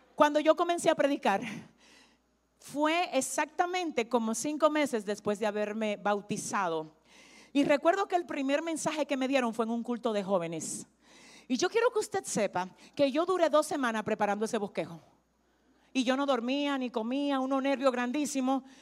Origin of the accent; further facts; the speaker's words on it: Dominican Republic; yo vengo de República Dominicana. La primera vez que me paro aquí y tengo contacto con ustedes, le estoy dando a entender que yo soy dominicana